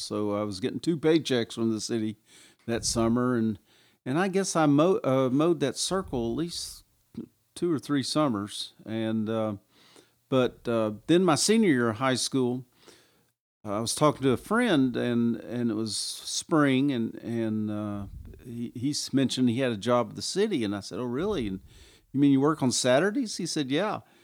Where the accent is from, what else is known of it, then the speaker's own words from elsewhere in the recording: Kingsport, Tennessee, United States; moved away as an adult; when I came home and retired from the Army, came back to Kingsport